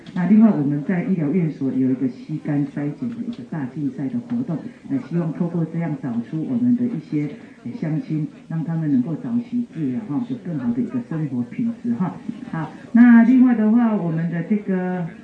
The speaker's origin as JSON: {"language": "Chinese", "town": "Lukang", "region": "Changhua County", "country": "Taiwan", "tie": "born or raised there", "said": "我的故乡哈，鹿港东区福伦社也是我们自己的社哈"}